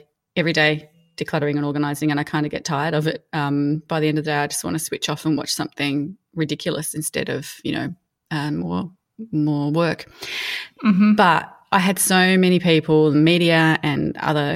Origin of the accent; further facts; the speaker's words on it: Mildura, Victoria, Australia; as a teenager growing up in Mildura